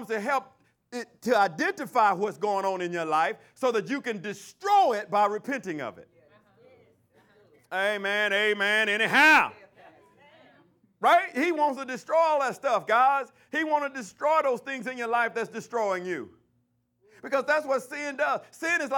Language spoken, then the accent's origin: English; Alabama, United States; in Alabama, they call it shacking. I don't know what y'all call it in your hometown, but in my hometown, they call it shacking